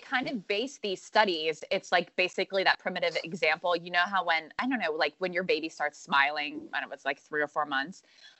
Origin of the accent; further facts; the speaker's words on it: Pennsylvania, United States; I'm from Pennsylvania, but River's from Asheville.